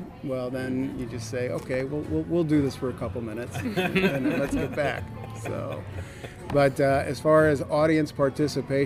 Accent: St. Louis, Missouri, United States; moved away as an adult; now in Michigan, United States; I'm born and raised in St. Louis, but I'm stationed over in Michigan now

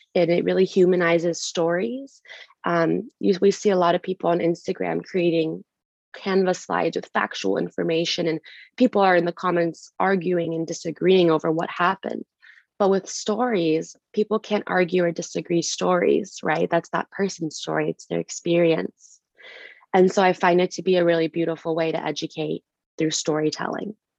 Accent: United States; I was taught at a very young age growing up in the US that just because I was born in America doesn't mean I'm American. It means I'm Kurdish

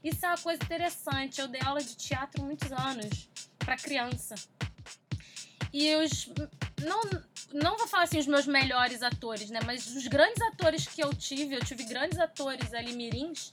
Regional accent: Rio de Janeiro, Brazil; also born or lived in Taguatinga, Distrito Federal; Todo mundo é daqui do Rio

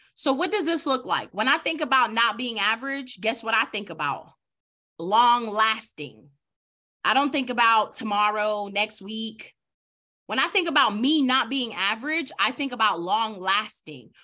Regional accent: New York City, New York, United States; I'm from the Bronx, New York

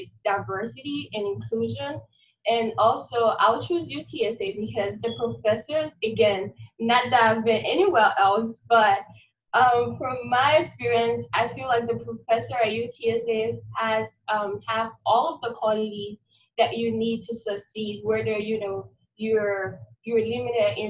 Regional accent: Liberia; moved away as an adult; now in San Antonio, United States; I'm originally from Liberia. It's a country in West Africa. It's a really small country. And I grew up in a mini settlement

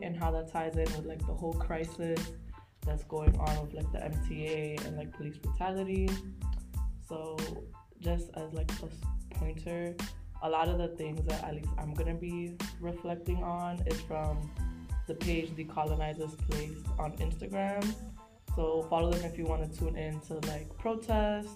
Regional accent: New York City, New York, United States; I'm from New York City, Bronx, and like uptown Manhattan.

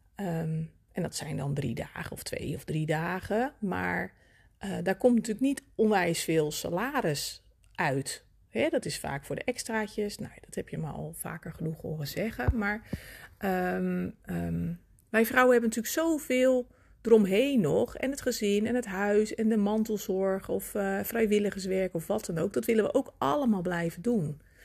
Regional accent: Netherlands; als mede-Nederlander

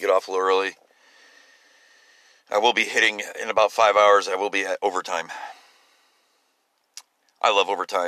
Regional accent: United States; I'm an American just like you

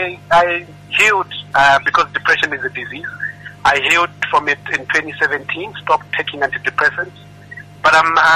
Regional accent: Zimbabwe; also born or lived in Malawi; now in South Africa; I was born in Malawi, went to school in Zimbabwe, and then ended up in South Africa.

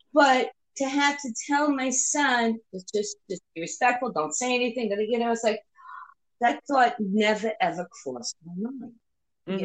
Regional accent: New York, United States; moved away; also born or lived in South Florida; growing up in New York and even down South Florida, I have never lived in a place like

